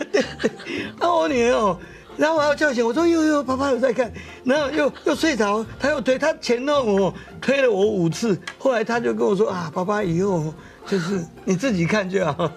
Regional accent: Taiwan; 他看到我们台湾人民的苦难

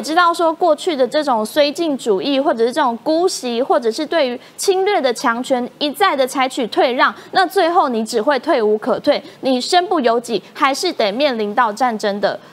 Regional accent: Taiwan; 我们就生在台湾嘛，我们就是台湾人嘛

